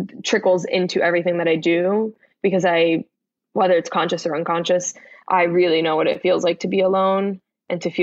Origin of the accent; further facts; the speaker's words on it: Miami, Florida, United States; moved away; also born or lived in Bronx, New York; I'm from the Bronx, but grew up in Miami